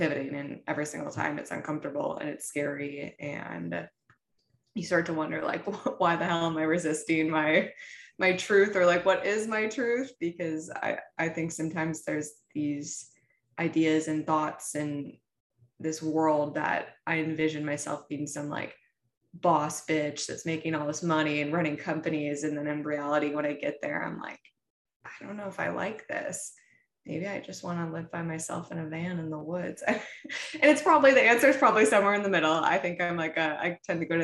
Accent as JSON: {"language": "English", "region": "Midwest", "country": "United States", "said": "I come from the Midwest, very traditional family"}